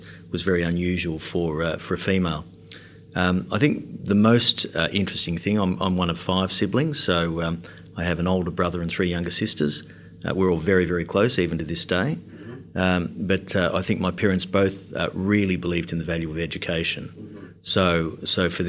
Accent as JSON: {"language": "English", "town": "Sydney", "region": "New South Wales", "country": "Australia", "tie": "born or raised there", "said": "I was born in Sydney in the early 60s."}